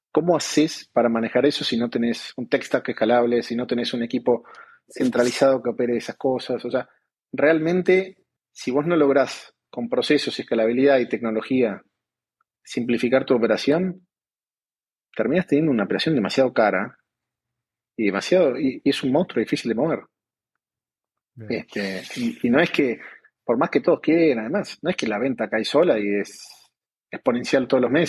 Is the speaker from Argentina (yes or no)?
yes; Argentina; moved away as an adult; also born or lived in Colombia; now in Mexico; obviamente por, por mi acento, aunque trato de, de soy argentino.